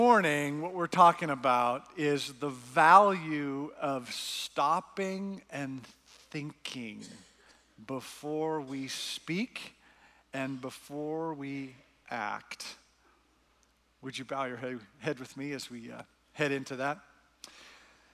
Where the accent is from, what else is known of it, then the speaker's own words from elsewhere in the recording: Canada; I'm Canadian